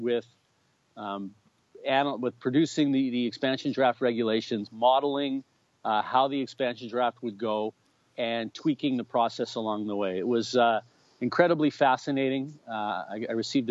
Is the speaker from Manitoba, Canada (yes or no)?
yes; Winnipeg, Manitoba, Canada; born or raised there